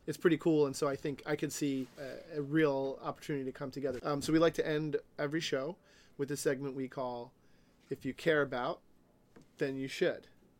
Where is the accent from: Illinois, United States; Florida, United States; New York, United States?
New York, United States; now in Seattle, United States; I'm a New Yorker by birth.